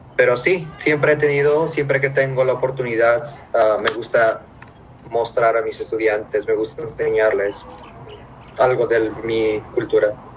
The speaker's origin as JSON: {"language": "Spanish", "country": "Mexico", "tie": "born or raised there", "moved": "yes", "lives_now": "Hawaii, United States", "said": "yo nací en México"}